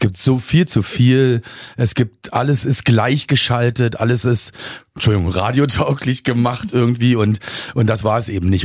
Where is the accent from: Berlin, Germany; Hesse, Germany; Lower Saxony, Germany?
Berlin, Germany; now in Kiel, Germany; ich bin ja auch kein geborener Kieler. Ich komme ja aus Berlin eigentlich